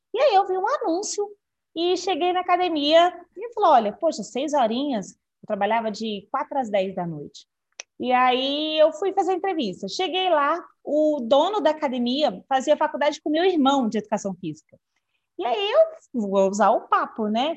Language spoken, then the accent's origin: Portuguese; Brasília, Federal District, Brazil; sou de Brasília